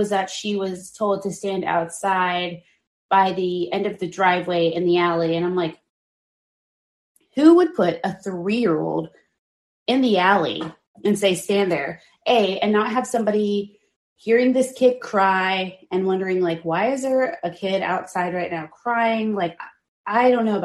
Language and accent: English; Texas, United States; as a Texan